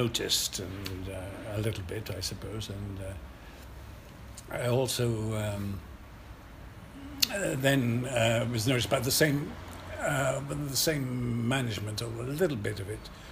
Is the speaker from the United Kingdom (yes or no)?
yes; Swansea, Wales, United Kingdom; accent: Welsh; moved away; I came from Southwark, I came from Swansea originally